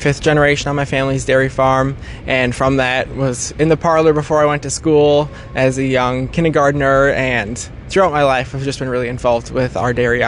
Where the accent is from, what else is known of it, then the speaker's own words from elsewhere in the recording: Menominee, United States; also born or lived in Minneapolis, Minnesota; am from the Menominee FFA chapter, graduated from Menominee High School in 2020, and I grew up on my family's dairy farm